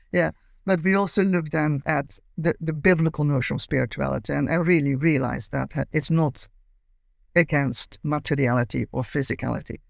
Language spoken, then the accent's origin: English; Amsterdam, North Holland, Netherlands; accent: Dutch; moved away as an adult; now in Cambridge, United Kingdom; I grew up in Amsterdam and lived there till my late twenties.